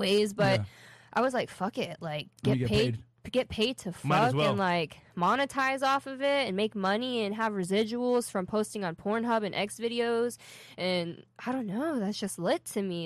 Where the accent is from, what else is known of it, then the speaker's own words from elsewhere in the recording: Tampa, Florida, United States; also born or lived in Philadelphia; I'm from Tampa